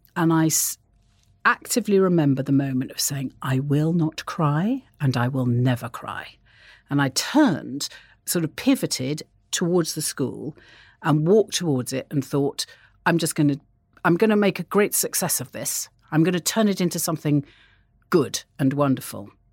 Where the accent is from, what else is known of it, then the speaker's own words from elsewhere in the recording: North Wales, United Kingdom; I grew up in North Wales, and I had a, a very, a di, in some ways, a very idyllic childhood